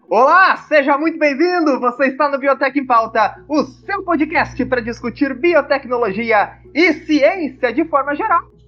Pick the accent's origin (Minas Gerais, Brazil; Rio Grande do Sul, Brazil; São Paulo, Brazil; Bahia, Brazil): Rio Grande do Sul, Brazil; eu, como gaúcho